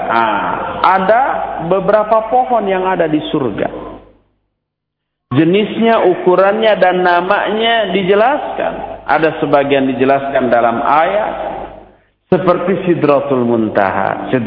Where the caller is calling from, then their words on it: Bekasi, West Java, Indonesia; dari Bekasi.